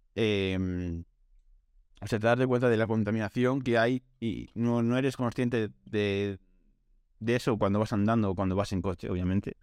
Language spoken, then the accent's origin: Spanish; Galicia, Spain; venía de Coruña para mi pueblo